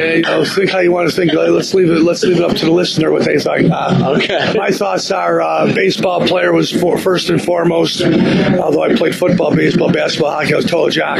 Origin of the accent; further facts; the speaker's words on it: Blue Island, Illinois, United States; my hometown in Blue Island, Illinois